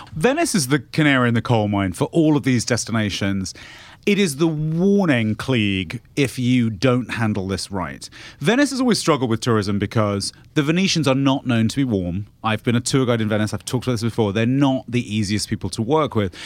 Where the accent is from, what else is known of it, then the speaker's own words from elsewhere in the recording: United Kingdom; I'm the British person here